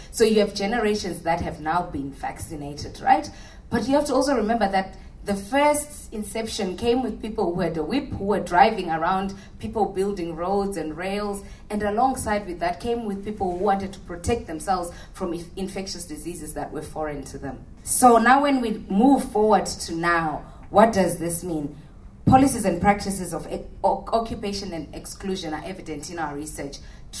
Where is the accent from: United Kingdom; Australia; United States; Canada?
Australia; We are part of the population because we are Australian.